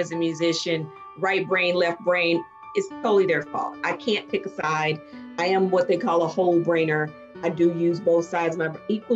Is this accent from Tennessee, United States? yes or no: yes; Chattanooga, Tennessee, United States; moved away as an adult; also born or lived in Nashville, Tennessee / Memphis, Tennessee / Indianapolis / London; I am from Chattanooga, Tennessee, small town in comparison to some of the places I'm living now.